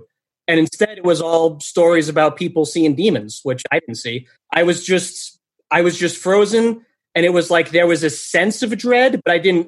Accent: New York City, New York, United States; now in New Hampshire, United States; I'm originally from New York City, originally Queens.

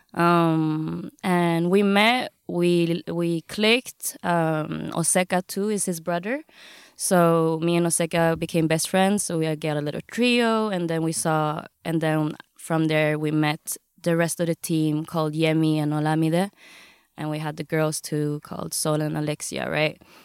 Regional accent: Gothenburg, Västra Götaland, Sweden; also born or lived in Vietnam (ancestry); I'm born and raised, um, in Gothenburg, Sweden

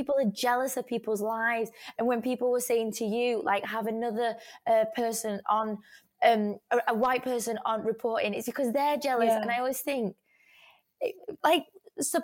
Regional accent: Germany; I'm from Germany, I've got Irish in me

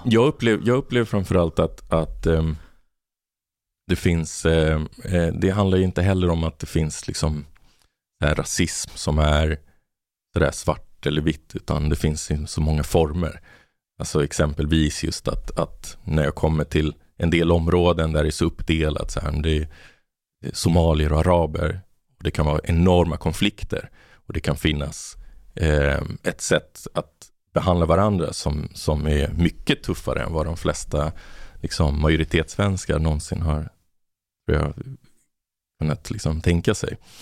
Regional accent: Botkyrka, Stockholm County, Sweden; moved away as an adult; also born or lived in Argentina / Malmö; där jag växte upp i Botkyrka

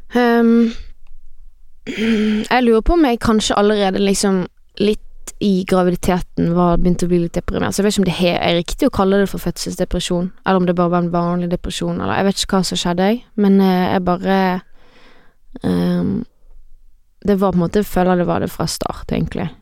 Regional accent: Voss, Vestland, Norway; now in Bergen, Norway; Det er der jeg er fra

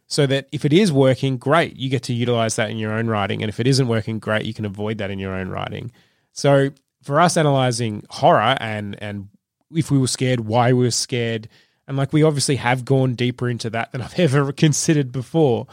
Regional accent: Trafalgar, Victoria, Australia; I grew up in Trafalgar, my dad used to work in Melbourne

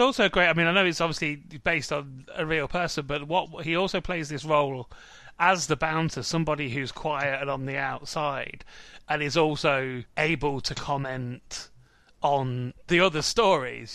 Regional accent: Midlands, United Kingdom; moved away; also born or lived in London; I'm from the Midlands originally. I come from a town where all the estates are on one side of the town

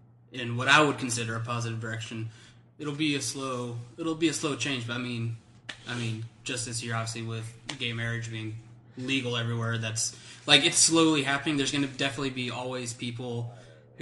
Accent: Land O'Lakes, Florida, United States; I was born here and I grew up in Land O'Lakes

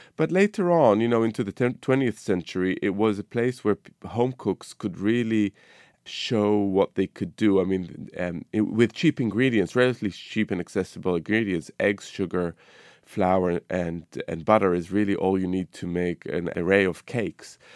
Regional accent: Israel; moved away; my cooking over the years has been influenced by my childhood, growing up in the Middle East, you know, in Israel

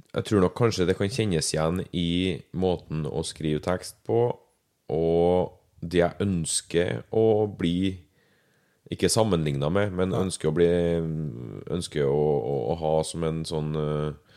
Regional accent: Verdal, Trøndelag, Norway; moved away as an adult; now in Levanger, Norway; født og oppvokst på Verdalen. Ja. Bodde der til jeg var 19 ish. Så flytta jeg hit, til Levanger

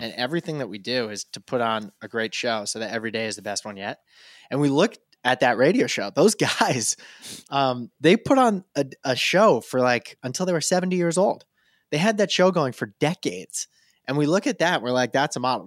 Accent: rural Vermont, United States; I'm born and raised in rural Vermont

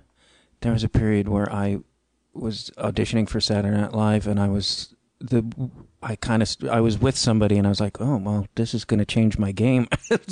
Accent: Chicago, Illinois, United States; I'm from Chicago originally.

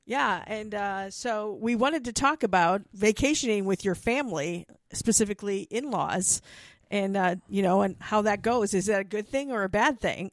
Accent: Milwaukee, Wisconsin, United States; now in Tucson, United States; my hometown

